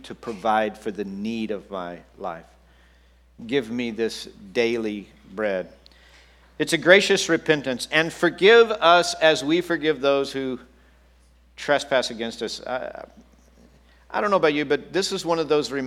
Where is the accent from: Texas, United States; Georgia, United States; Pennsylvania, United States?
Texas, United States; I grew up in Texas